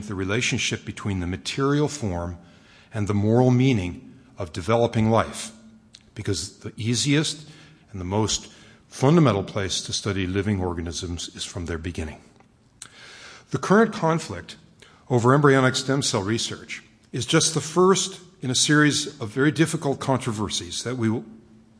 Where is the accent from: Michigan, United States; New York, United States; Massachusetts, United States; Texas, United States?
New York, United States; Westchester; moved away; I grew up out in Westchester